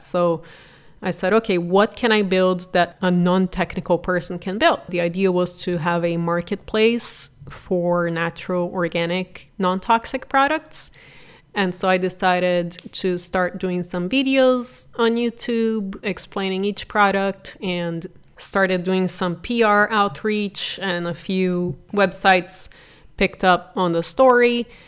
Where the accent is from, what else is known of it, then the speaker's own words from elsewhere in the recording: Brazil; English is a second language; moved away as an adult; also born or lived in San Jose, United States; now in United States; I am originally from Brazil and was very blessed to come here at eighteen